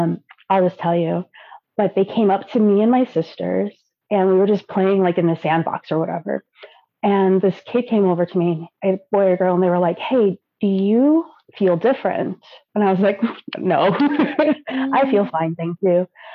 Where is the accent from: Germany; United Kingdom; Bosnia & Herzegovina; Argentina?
Germany; born there; moved away; I was born in Germany and now I live here.